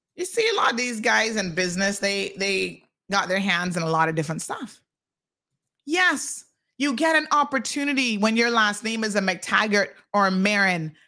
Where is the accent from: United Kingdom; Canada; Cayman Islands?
Cayman Islands; George Town; moved away; also born or lived in United States; I got two Caymanian parents and I was born right here in Georgetown Hospital